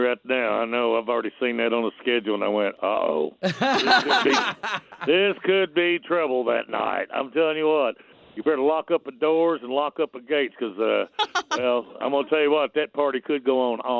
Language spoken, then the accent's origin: English; United States; I still live in my hometown. I'm the last holdout. I never moved to Nashville. So, yes, I love my small town.